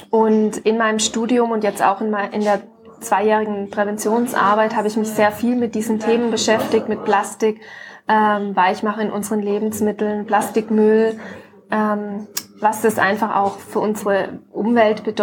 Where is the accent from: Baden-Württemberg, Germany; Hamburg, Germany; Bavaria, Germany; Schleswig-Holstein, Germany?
Baden-Württemberg, Germany; Ravensburg; Ravensburg ist meine Heimatstadt, Konstanz ja. ist die Heimatstadt von Björn